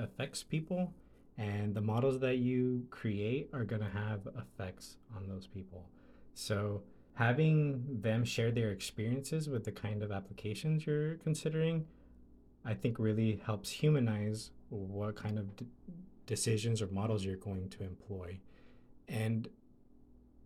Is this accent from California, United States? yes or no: yes; Delano, California, United States; I'm from Delano, California